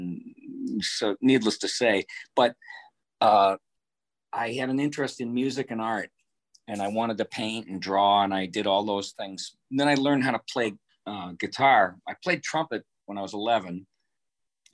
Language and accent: English; Detroit, Michigan, United States; moved away; also born or lived in Boston; I grew up in Detroit